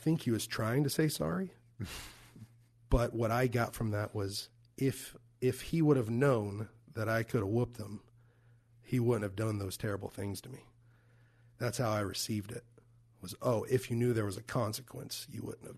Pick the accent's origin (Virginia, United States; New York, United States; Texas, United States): Texas, United States; Fort Worth; moved away; my hometown in Fort Worth, Texas